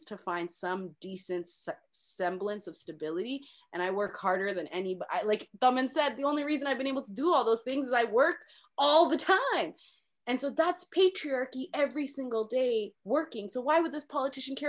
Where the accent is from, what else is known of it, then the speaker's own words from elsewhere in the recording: Mississauga, Ontario, Canada; I was from the suburbs. I was from Mississauga